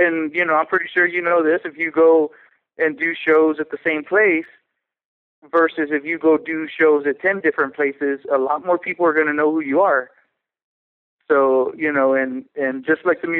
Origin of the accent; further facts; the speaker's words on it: San Antonio, Texas, United States; moved away as an adult; now in Denver, United States; I'm originally from Texas, San Antonio, Texas